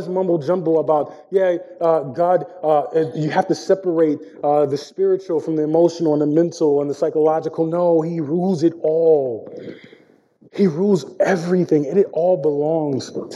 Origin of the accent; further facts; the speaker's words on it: Washington, District of Columbia, United States; also born or lived in Oxon Hill, Maryland; I grew up in South D.C. and raised by a single mom.